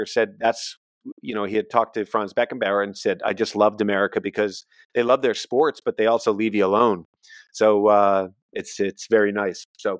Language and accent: English; United States; as an American